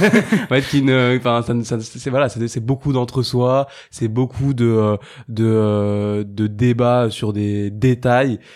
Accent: Saint-Denis, Île-de-France, France; j'ai grandi et j'habite à Saint-Denis

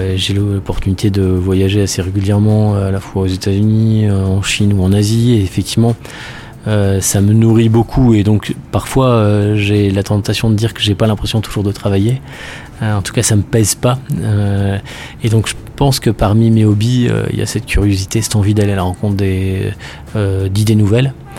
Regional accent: Nord, Hauts-de-France, France; moved away as an adult; je suis né dans le Nord et je suis parti euh, faire mes études après le lycée

